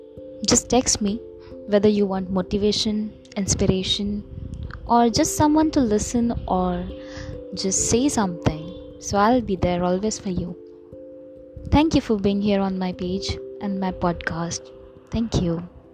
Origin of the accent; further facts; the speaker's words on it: India; Hi there guys … from India